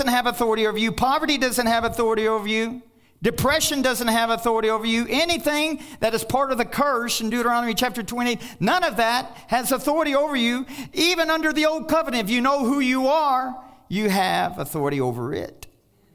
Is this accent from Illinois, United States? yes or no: no; Kentucky, United States; I'm from Kentucky